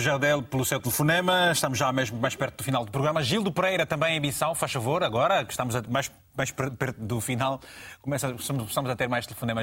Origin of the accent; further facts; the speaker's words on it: Angola; na minha terra, em, em, Angola